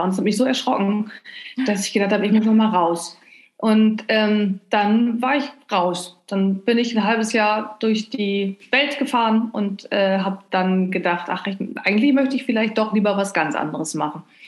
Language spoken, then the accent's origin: German; North Rhine-Westphalia, Germany; now in Cologne, Germany; Ich äh, komme gebürtig aus Ostwestfalen, was so ziemlich das Gegenteil ist von, äh, vom oh, Rheinland